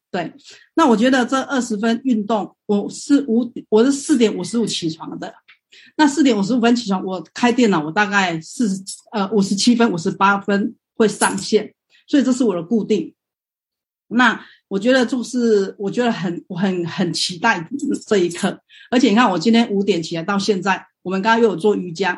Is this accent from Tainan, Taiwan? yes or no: yes; Tainan, Taiwan; now in Guangzhou, China; 我是台湾 我是台南人，但是呢，因为我现在在广州